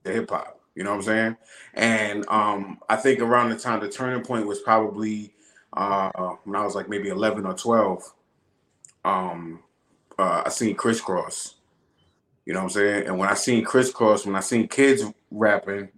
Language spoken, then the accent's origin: English; Long Island, New York, United States; moved away as an adult; now in Atlanta, United States; I've been Long Island my whole life. You know, I've been New York my whole life.